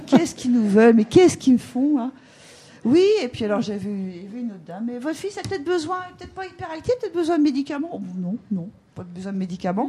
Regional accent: Normandy, France; moved away as an adult; now in Brittany, France; on n'était pas de Bretagne, on est de Normandie.

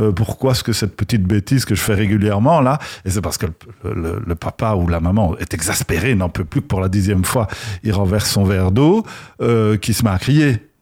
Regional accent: Belgium; accent: Belgian; à mon accent. Moi, je viens de Belgique

